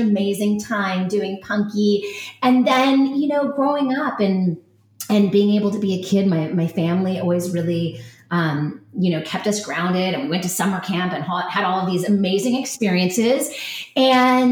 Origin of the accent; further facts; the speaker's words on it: Los Angeles, California, United States; moved away; also born or lived in New York; growing up in Los Angeles and then moving to New York